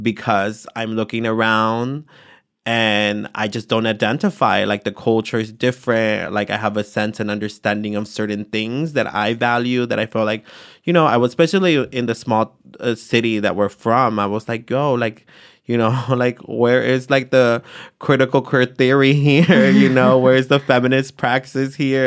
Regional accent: San Jose, California, United States; also born or lived in Atoyac de Álvarez, Guerrero, Mexico; I grew up in East Side San Jose

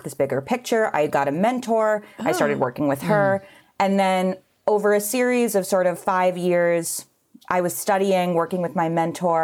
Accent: New York City, New York, United States; I grew up in New York

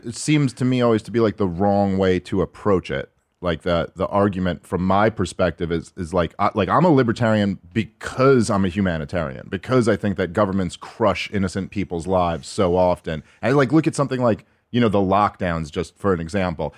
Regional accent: New York City, New York, United States; moved away as an adult; now in New Jersey, United States; born and raised in New York City

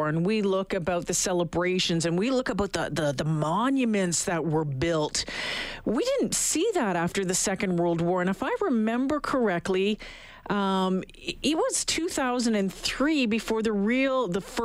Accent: Canada; we're Canadian

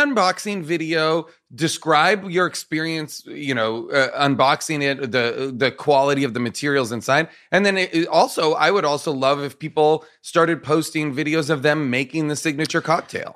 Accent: Nahant, Massachusetts, United States; born or raised there

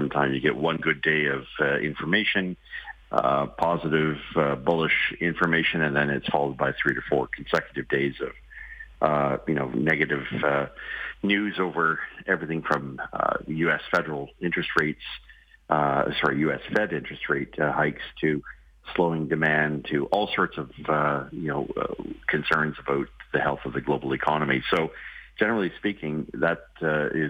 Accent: Ontario, Canada; I'm from Ontario

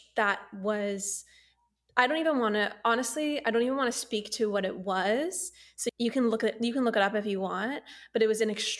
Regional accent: United States; Yes, we all knew about the royals growing up as Americans

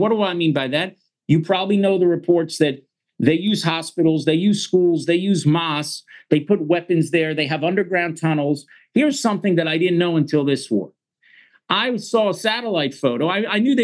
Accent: Miami Beach, Florida, United States; moved away as an adult; now in Israel; I was born and raised, as you can hear from my accent, in the United States.

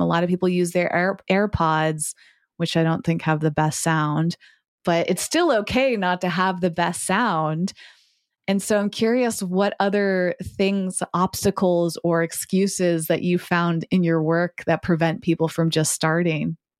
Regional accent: Massachusetts, United States; I grew up in Massachusetts, where I'm currently recording from today

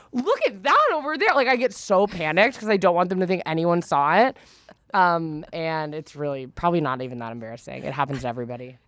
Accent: Northern California, United States; I'm from Northern California.

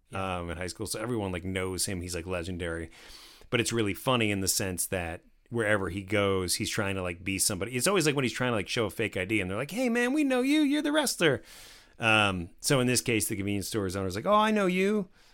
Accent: New Jersey, United States; I grew up in New Jersey

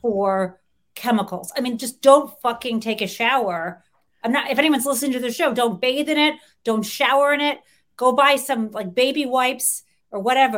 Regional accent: Detroit, Michigan, United States; I grew up in the Detroit area

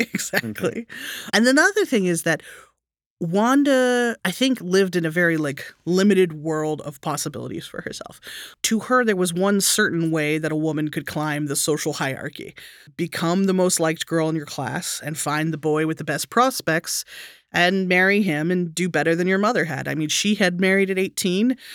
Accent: Texas, United States; I grew up in Texas

